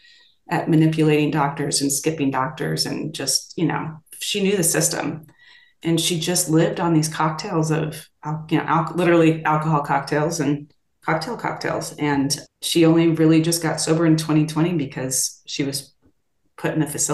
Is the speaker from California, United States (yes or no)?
yes; Los Angeles, California, United States; I grew up here in Los Angeles, which is where I am now